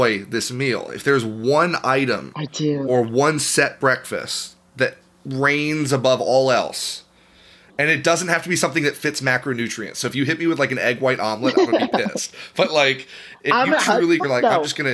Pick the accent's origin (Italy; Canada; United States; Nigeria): United States; Tennessee; I grew up in Tennessee. I was born in Tennessee